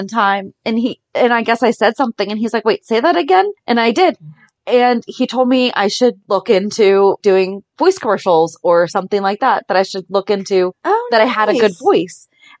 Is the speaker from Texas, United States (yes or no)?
no; Ohio, United States; born or raised there